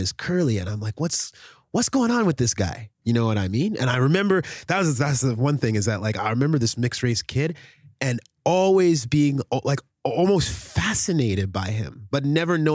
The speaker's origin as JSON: {"language": "English", "town": "Oshawa", "region": "Ontario", "country": "Canada", "tie": "born or raised there", "also_born_or_lived": "Red Deer, Alberta", "said": "we moved from Red Deer to Oshawa, Ontario"}